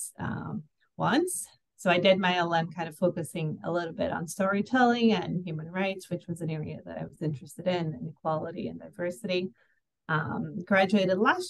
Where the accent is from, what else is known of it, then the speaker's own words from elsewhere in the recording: Brazil; also born or lived in Rio de Janeiro; I'm from Brazil.